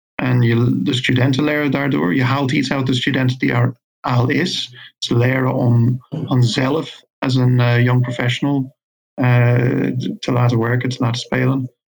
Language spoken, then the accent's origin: Dutch; Ireland; moved away as an adult; now in Veldhoven, Netherlands; ik kom oorspronkelijk uit Ierland, maar ik woon in Nederland nu 25 jaar